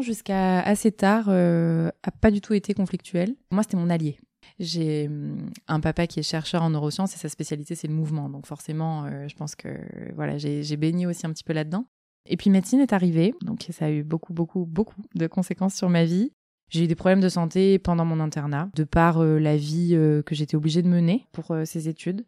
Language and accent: French; Marseille, Provence-Alpes-Côte d'Azur, France; J'ai grandi à Marseille